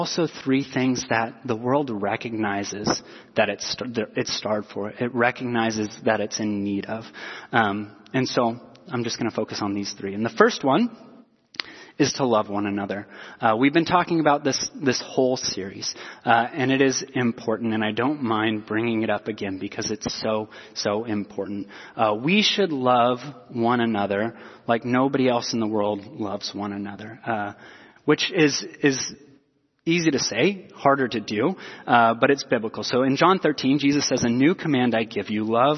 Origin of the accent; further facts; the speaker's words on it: Portland, Oregon, United States; I was born in Southeast Portland